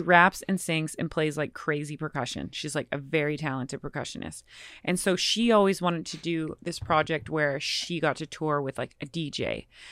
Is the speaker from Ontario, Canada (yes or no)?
no; Nelson, British Columbia, Canada; moved away; also born or lived in Boston / Bed-Stuy, New York / Vancouver; Grew up in British Columbia in a very small town called Nelson